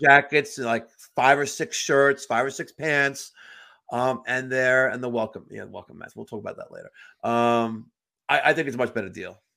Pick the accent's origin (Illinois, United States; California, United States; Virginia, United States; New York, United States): New York, United States; I'm a New Yorker